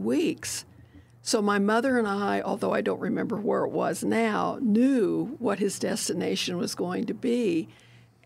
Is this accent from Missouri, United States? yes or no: yes; St. Joseph, Missouri, United States; now in Kansas City, United States; when I was growing up in St. Joe